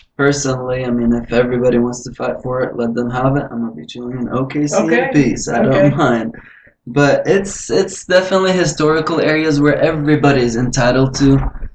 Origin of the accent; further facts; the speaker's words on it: Lebanon; also born or lived in Dubai, UAE / Saudi Arabia / Egypt; now in Canada; I lived in six so far. Between here, Canada. I'm from Lebanon originally.